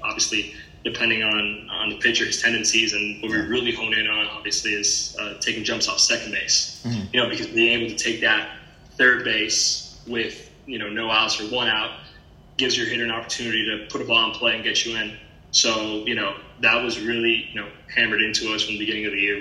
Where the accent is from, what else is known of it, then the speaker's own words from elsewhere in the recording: Miami, Florida, United States; I'm from Miami